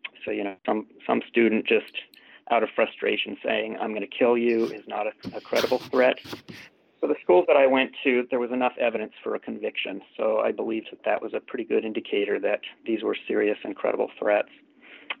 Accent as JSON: {"language": "English", "area": "Jefferson County", "region": "Colorado", "country": "United States", "tie": "born or raised there", "said": "I grew up in Jefferson County, Colorado, which is, as probably many people recognize, where Columbine took place."}